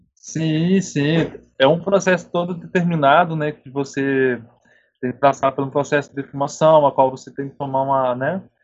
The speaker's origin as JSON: {"language": "Portuguese", "town": "Piau", "region": "Minas Gerais", "country": "Brazil", "said": "Sou da região de Piau, Minas Gerais, ali na Zona da Mata"}